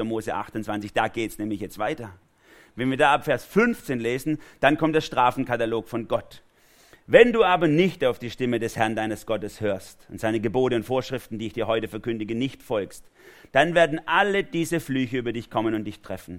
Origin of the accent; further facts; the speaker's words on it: Germany; für mich als Deutscher